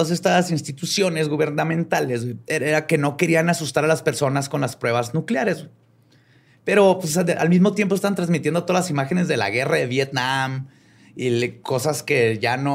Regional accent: northern Mexico, Mexico; es que soy norteño, pues.

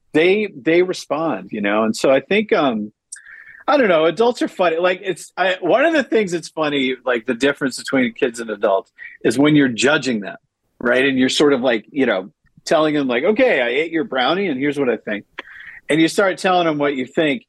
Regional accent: Massachusetts, United States; moved away as an adult; also born or lived in Detroit / Baltimore; I grew up in Massachusetts, and uh, I was a Patriots fan, and then I went to undergrad uh, in Baltimore

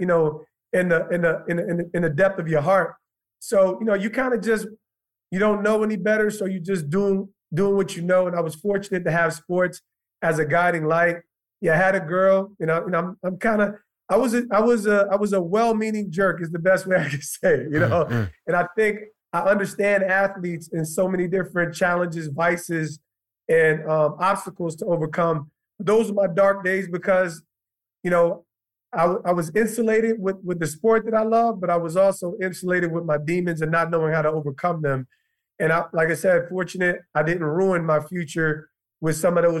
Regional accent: Montclair, New Jersey, United States; also born or lived in Livingston, New Jersey / East Orange, New Jersey; I'm an East Orange, Montclair kid. Commuted into Montclair when I was 10 years old. Definitely changed my life. So I say I'm from Montclair.

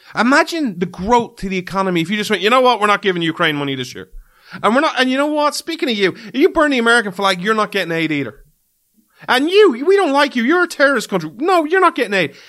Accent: Ireland; as an Irishman

